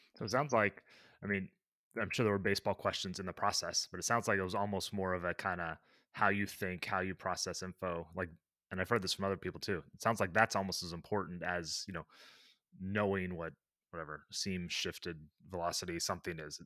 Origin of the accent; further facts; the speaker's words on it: Midwest, United States; growing up in the Midwest where it wasn't much of a sport